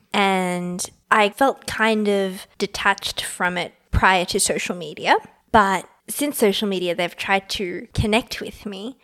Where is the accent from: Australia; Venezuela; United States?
Australia; I was born in Australia